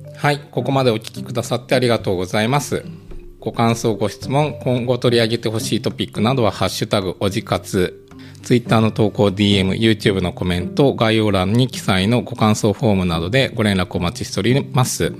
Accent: Aichi, Japan; moved away as an adult; now in Norway; 私も、生まれも育ちも愛知人なんですけど。

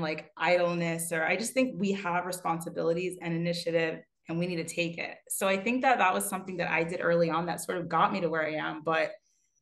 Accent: Pennsylvania, United States; now in New York, United States; I'm from Pennsylvania originally

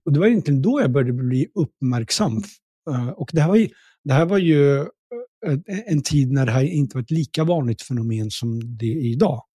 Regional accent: Stockholm, Stockholm County, Sweden; also born or lived in Pakistan; jag är uppvuxen i Tensta

